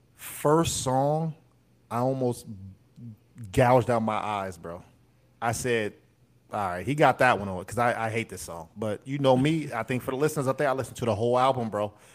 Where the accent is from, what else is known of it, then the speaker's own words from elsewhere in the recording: United States; we're American